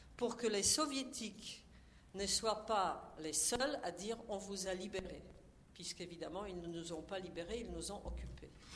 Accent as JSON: {"language": "French", "country": "Poland", "said": "je suis polonaise"}